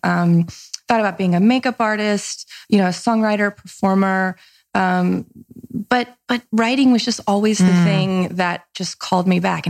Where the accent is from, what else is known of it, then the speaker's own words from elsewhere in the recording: Nashville, Tennessee, United States; accent: Southern; also born or lived in Mississippi; I'm from a small, small, tiny town in Mississippi. I grew up in Nashville. Mm-hmm. We moved there when I was a kid